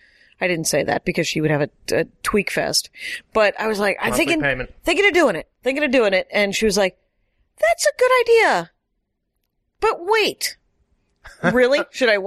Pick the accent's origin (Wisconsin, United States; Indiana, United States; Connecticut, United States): Wisconsin, United States; You can't not afford it. And the other thing is, but everyone in Wisconsin, you don't want to say the obvious words, which are a monthly payment.